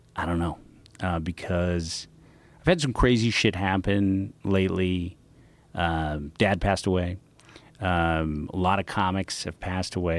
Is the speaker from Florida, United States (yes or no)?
no; San Francisco, California, United States; I'm a kid from the Inner Sunset District